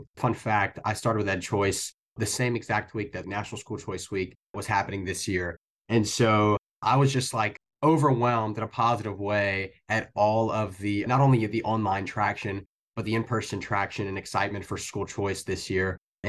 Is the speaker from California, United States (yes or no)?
no; Louisiana, United States; I'm from Louisiana and I'm working throughout the South, mostly the Southeast and different states.